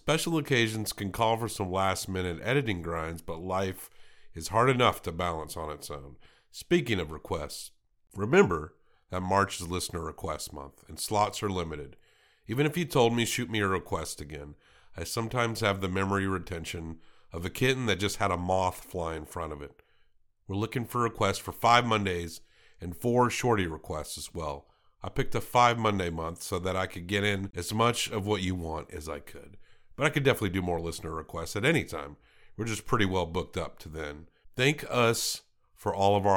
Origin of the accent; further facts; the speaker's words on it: Tennessee, United States; my home state of Tennessee